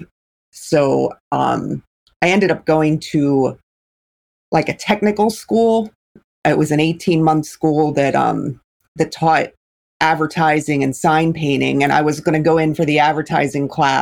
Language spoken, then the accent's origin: English; Philadelphia, Pennsylvania, United States; I grew up in Philadelphia and was in the inner city in Philly